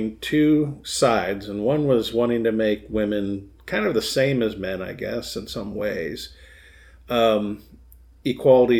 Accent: Michigan, United States; fellow Michigander

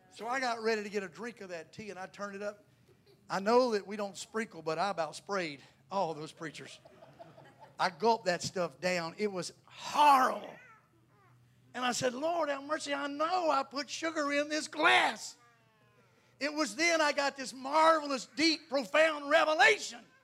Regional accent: North Carolina, United States; I'm a southerner. I'm from North Carolina.

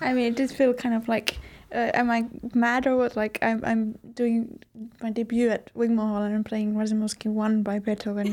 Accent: Finland; a person who grew up in Finland

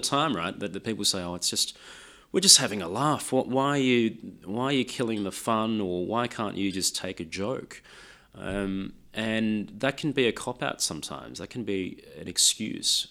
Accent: Sydney, New South Wales, Australia; first language Lao; English is a second language; also born or lived in France; I was growing up in Sydney in the nineteen eighties

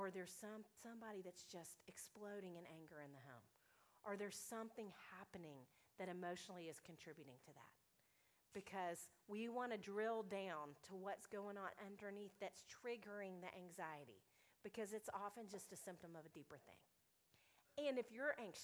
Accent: Little Rock, Arkansas, United States; now in Nashville, United States; I'm from Little Rock, Arkansas

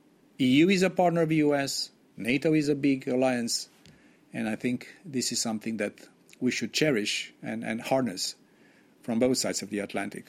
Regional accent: Romania; I'm also from Romania.

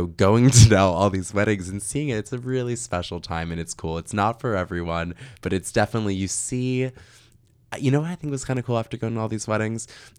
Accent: New York, United States; I'm a New Yorker. I feel like I'm an East Coast dude.

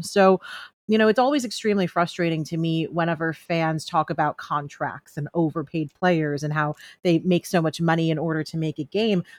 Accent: New York, United States; moved away as an adult; now in Los Angeles, United States; I'm born and raised in New York, and I had been living in L A for the last year

